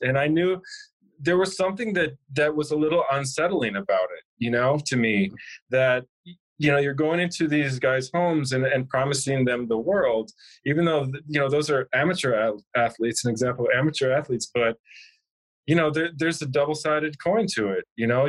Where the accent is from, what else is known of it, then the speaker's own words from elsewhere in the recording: Milwaukee, Wisconsin, United States; I'm from Milwaukee, Wisconsin